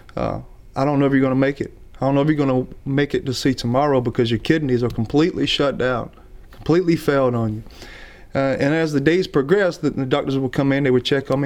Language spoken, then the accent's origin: English; Alabama, United States; we're from Alabama